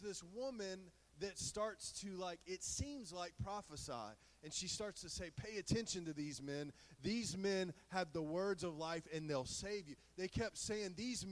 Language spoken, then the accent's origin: English; the South, United States; We're all from the South